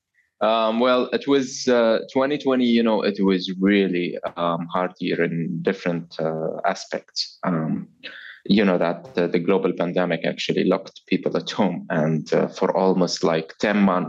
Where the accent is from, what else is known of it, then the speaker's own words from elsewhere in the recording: Oman; I am from Oman.